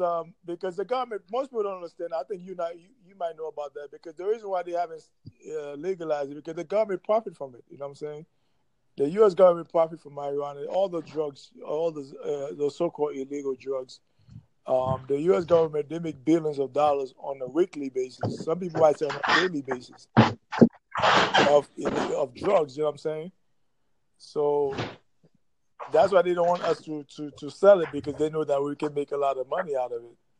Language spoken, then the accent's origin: English; New York City, New York, United States; now in Jacksonville, United States; we grew up in New York City